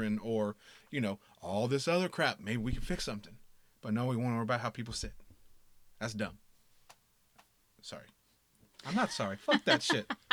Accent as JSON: {"language": "English", "region": "the South", "country": "United States", "said": "I'm from the South"}